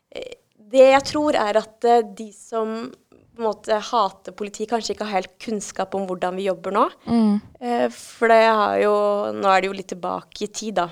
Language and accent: Norwegian; Norway; vi er jo nordmenn